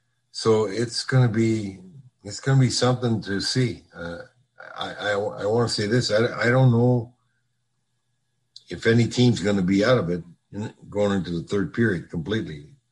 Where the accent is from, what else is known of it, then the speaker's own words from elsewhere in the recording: Minnesota, United States; moved away; I said, yeah, well, we live down here now, but we're from Minnesota.